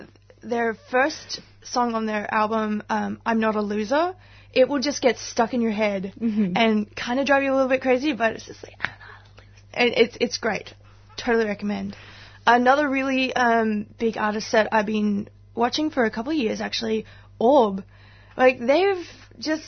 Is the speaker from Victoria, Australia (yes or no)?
no; Queensland, Australia; now in Melbourne, Australia; I'm originally from Queensland